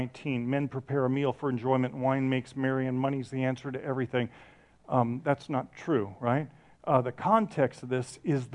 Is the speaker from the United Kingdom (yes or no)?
no; Ireland; I'm from Ireland